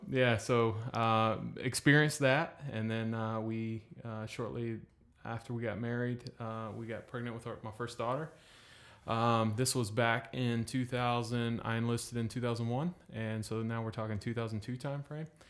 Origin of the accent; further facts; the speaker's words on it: North Carolina, United States; moved away as an adult; now in Destin, United States; I was born in North Carolina